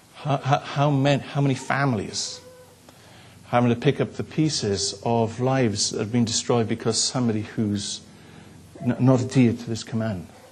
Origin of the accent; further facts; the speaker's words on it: the Welsh Valleys, Wales, United Kingdom; I grew up in the Welsh Valleys